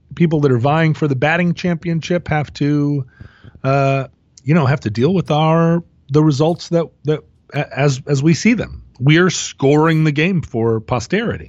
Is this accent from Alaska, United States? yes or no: yes; Alaska, United States; born or raised there